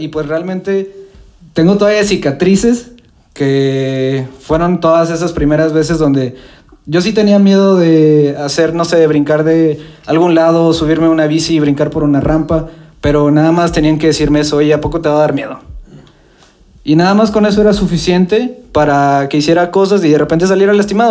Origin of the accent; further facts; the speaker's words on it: Mexico; la definición que tenemos nosotros como mexicanos